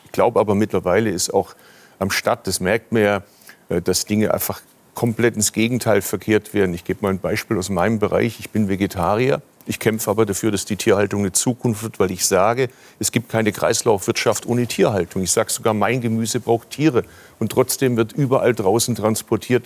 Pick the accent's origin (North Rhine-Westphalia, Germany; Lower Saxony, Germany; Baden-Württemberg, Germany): Baden-Württemberg, Germany; Stuttgart; Ich komme aus dem Automobilstandort Stuttgart. Wir haben das Auto erfunden in Baden-Württemberg, sind wir auch stolz drauf